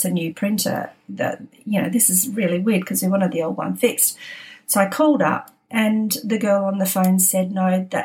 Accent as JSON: {"language": "English", "town": "Adelaide", "region": "South Australia", "country": "Australia", "tie": "born or raised there", "also_born_or_lived": "Sydney", "moved": "as an adult", "lives_now": "Adelaide, Australia", "said": "we were born in Adelaide."}